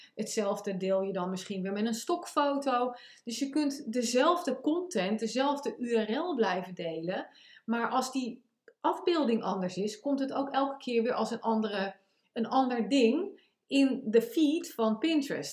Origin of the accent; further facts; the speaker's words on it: The Hague, South Holland, Netherlands; accent: Haags; mijn Haagse accent en mijn Amerikaanse heen en weer eh, van voren naar achter uh, zinsopbouw